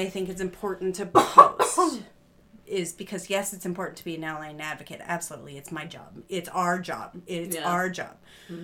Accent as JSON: {"language": "English", "region": "Colorado", "country": "United States", "moved": "as an adult", "lives_now": "Central Texas, United States"}